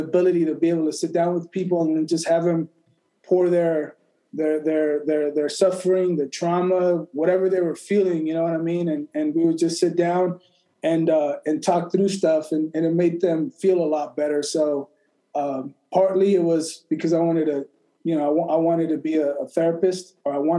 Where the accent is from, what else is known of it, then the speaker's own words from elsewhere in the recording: Las Vegas, Nevada, United States; also born or lived in El Paso, Texas / Mexico; I was born in El Paso, grew up in Mexico, first generation, moved to the U.S. When I was 6 years old, went to Clark High School here in Las Vegas